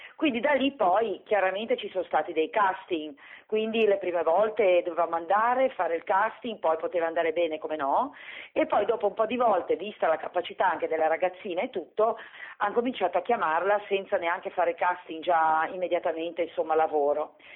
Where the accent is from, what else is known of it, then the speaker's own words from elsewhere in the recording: Genoa, Liguria, Italy; noi siamo di Genova